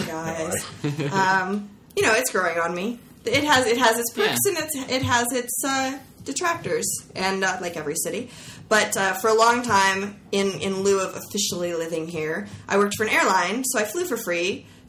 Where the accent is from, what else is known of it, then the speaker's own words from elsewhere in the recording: Seattle, Washington, United States; also born or lived in Bountiful, Utah; now in Los Angeles, United States; I call myself a Seattle native.